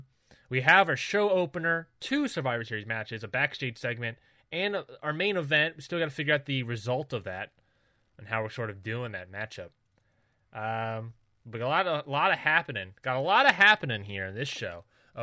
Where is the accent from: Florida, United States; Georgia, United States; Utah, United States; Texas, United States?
Georgia, United States; Well, I'm from Georgia, and I'm talking to you right now, Phil.